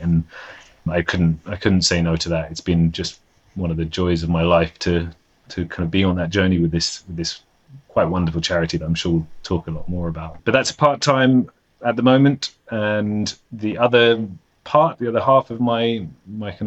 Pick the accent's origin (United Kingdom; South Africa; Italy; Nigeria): United Kingdom; London; moved away as an adult; now in Copenhagen, Denmark; I'm from London. So London was my hometown